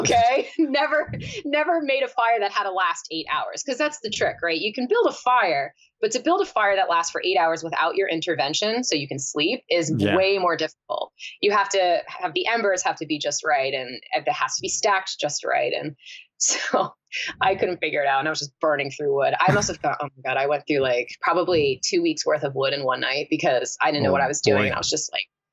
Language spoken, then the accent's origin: English; northern New Hampshire, United States; born or raised there; also born or lived in New Jersey